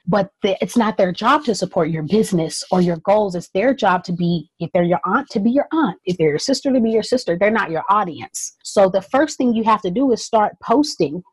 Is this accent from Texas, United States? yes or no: yes; Southeast Texas, United States; also born or lived in North Carolina; growing up in Southeast Texas and even growing up part of the time in North Carolina